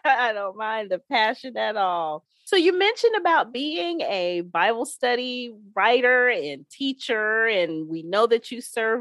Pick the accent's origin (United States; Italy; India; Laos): United States; Ohio; moved away; my home state of Ohio